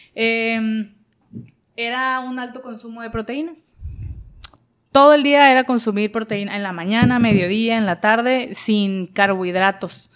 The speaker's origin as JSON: {"language": "Spanish", "country": "Mexico", "said": "a nosotros como sociedad, como mexicanos"}